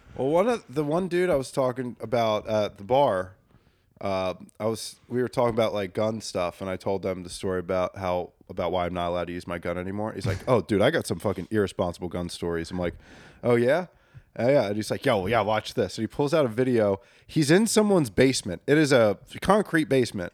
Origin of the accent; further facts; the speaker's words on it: Bucks County, Pennsylvania, United States; growing up in Bucks County, one of the most haunted counties